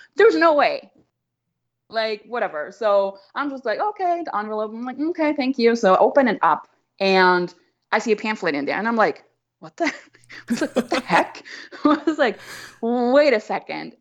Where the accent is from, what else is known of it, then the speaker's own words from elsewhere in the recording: Austria; moved away as an adult; also born or lived in Vienna; now in United States; I'm obviously white, I'm from Austria